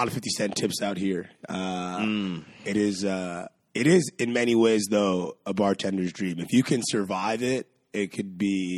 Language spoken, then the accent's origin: English; New York, United States; I grew up here in New York